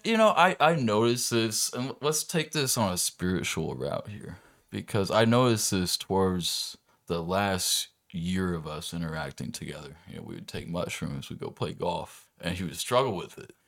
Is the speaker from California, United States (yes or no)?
yes; Orange County, California, United States; moved away as an adult; now in Arizona, United States; I moved out here from Orange County in two thousand nine.